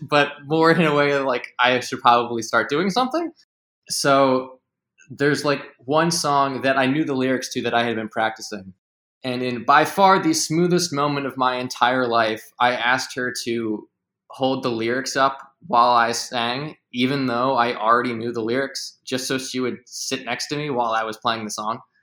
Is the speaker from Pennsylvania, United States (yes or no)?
yes; just outside of Philadelphia, Pennsylvania, United States; I am from just outside of Philadelphia